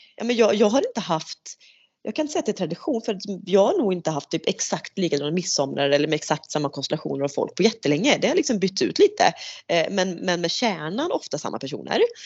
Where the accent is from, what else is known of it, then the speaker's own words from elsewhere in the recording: Sweden; det som svensk